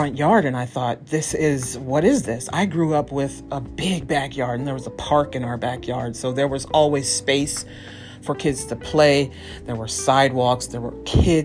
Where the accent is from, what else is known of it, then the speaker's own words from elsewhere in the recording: East Cleveland, Ohio, United States; I was born in Cleveland, raised in East Cleveland.